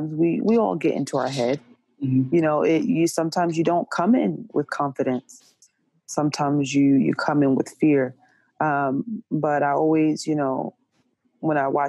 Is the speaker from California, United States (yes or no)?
no; Jersey City, New Jersey, United States; now in Portland, United States; I am from Jersey City, New Jersey, currently residing in Portland, Oregon